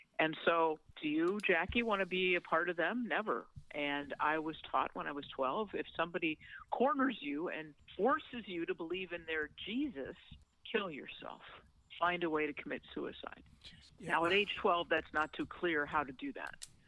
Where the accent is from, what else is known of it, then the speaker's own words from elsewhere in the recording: St. Louis, Missouri, United States; I grew up in St. Louis, Missouri